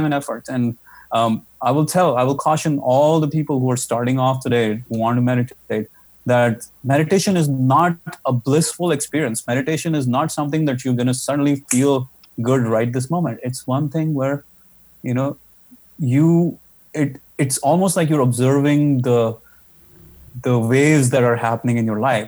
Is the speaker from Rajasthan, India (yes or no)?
yes; Jaipur, Rajasthan, India; in my hometown, Jaipur, in India.